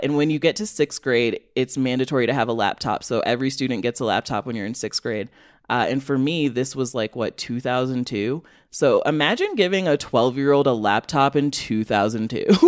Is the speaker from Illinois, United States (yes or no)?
yes; Rockford, Illinois, United States; moved away as an adult; also born or lived in Western Massachusetts / Chicago; growing up there, like, I can talk about Rockford being bad